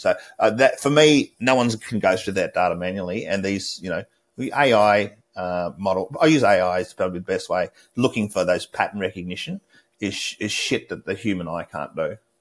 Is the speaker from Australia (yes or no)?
yes; Australia; moved away; As an Australian